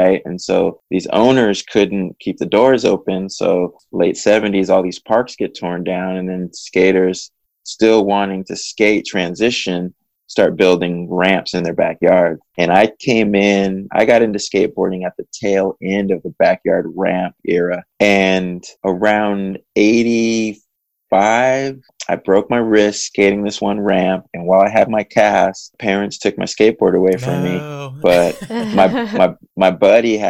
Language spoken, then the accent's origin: English; San Jose, California, United States; also born or lived in Tustin, California; I grew up in San Jose, California